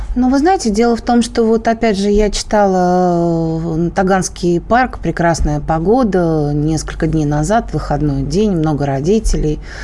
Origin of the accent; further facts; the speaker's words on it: Moscow, Russia; я москвичка, я обожаю людей с московским выговором